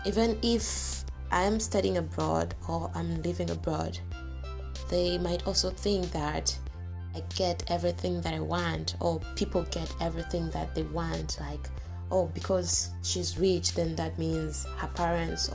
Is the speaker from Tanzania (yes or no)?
yes; Tanzania; moved away as an adult; I'm from Tanzania